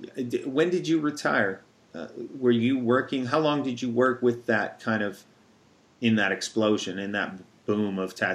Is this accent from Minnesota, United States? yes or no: yes; Minnesota, United States; moved away as an adult; also born or lived in California; Did a lot of those Midwest tattooers, because that's where I'm from too. I'm from Minnesota and tattooed out there, you know, started tattooing in California and moved out to Minnesota, back to near where I grew up.